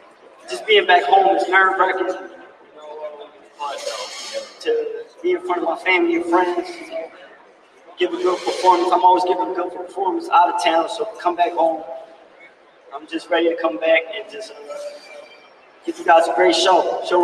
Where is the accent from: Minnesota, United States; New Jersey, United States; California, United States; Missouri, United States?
New Jersey, United States; Atlantic City; moved away as an adult; now in Tampa, United States; come back home to the city and fight at my hometown.